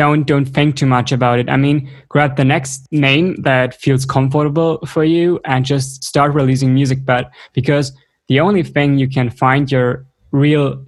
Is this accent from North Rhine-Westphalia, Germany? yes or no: yes; Cologne, North Rhine-Westphalia, Germany; moved away as an adult; also born or lived in western Germany near the Netherlands and Belgium; I'm from Cologne.